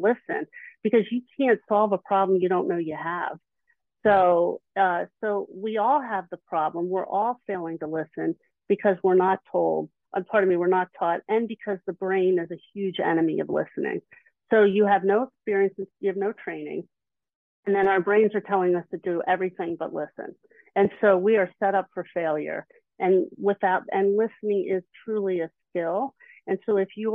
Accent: Philadelphia, Pennsylvania, United States; I'm from the Philly area.

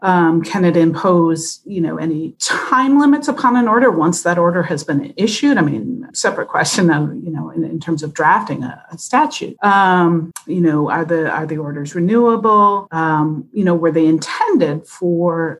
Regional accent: Wisconsin, United States; I grew up in Wisconsin

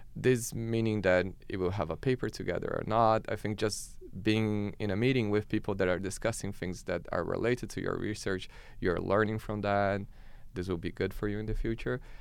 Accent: Brazil; moved away as an adult; now in Canada

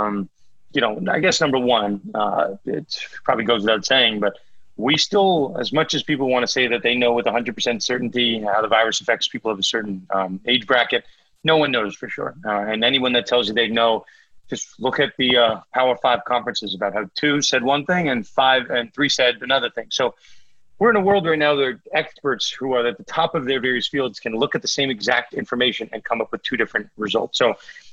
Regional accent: Northeast, United States; I'm from the Northeast

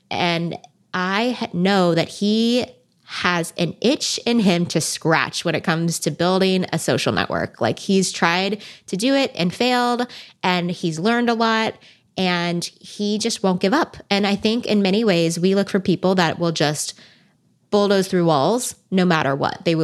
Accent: California, United States; I've been born and bred in Silicon Valley, and venture capital is just like right outside my door.

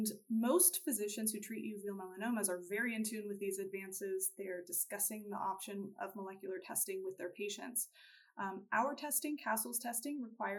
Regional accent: Houston, Texas, United States; I'm originally from Houston, Texas

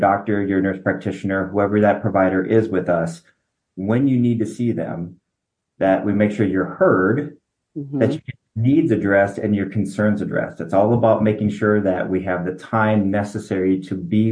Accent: Minneapolis, Minnesota, United States; moved away as an adult; also born or lived in Detroit, Michigan; now in Nebraska, United States; I was born in Minneapolis

